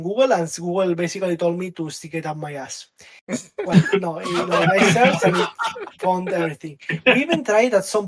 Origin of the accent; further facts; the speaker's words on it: Catalonia, Spain; first language Catalan; English is a second language; Catalan, which is a language in Spain. It's also my mother language.